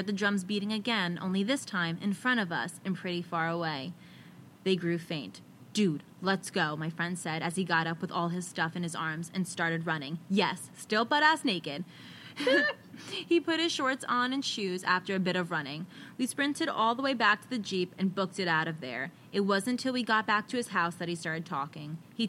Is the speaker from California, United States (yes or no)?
yes; California, United States; He's a native Hawaiian, and I'm from South California.